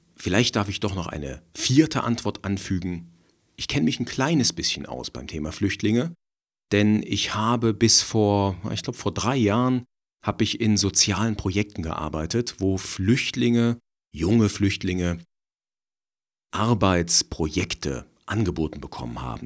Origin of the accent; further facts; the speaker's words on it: Germany; wir als Deutsche